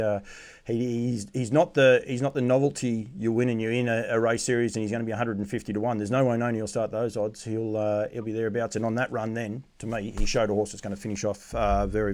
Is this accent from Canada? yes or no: no; Australia; Do I take it, as an Australian